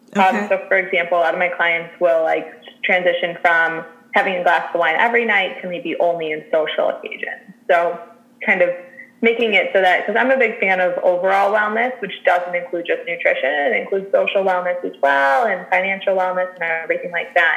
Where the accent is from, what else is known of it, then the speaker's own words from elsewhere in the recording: Chicago, Illinois, United States; I'm born and raised in Chicago